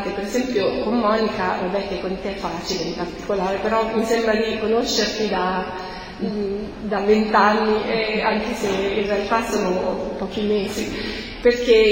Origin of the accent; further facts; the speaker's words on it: Perugia, Umbria, Italy; now in Rome, Italy; quando sono arrivata a Roma, io ero, sono cresciuta in parrocchia a Perugia e quando sono arrivata a Roma